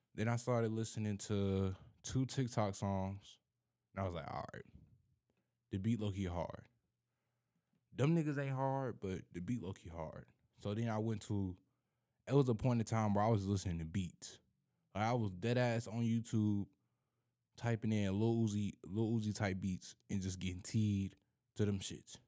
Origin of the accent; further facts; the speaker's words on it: Nine Mile, Michigan, United States; I'm from Nine Mile